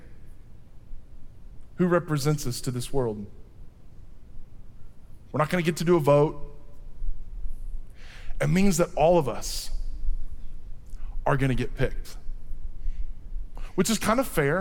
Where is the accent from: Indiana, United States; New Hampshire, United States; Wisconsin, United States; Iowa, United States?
Iowa, United States; I'm from Iowa